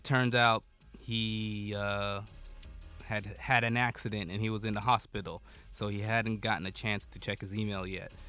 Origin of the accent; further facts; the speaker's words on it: United States; I'm American, but I'm just barely American culturally